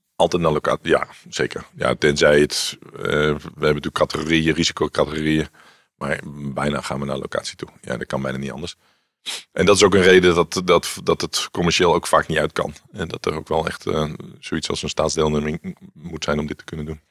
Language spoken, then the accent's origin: Dutch; Randstad, Netherlands; moved away as an adult; also born or lived in Wageningen; ik kwam uit de Randstad